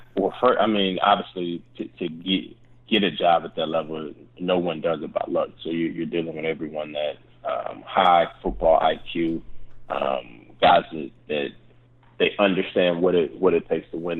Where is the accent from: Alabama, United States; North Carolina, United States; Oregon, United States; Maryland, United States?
North Carolina, United States; Charlotte; moved away; I'm originally from Charlotte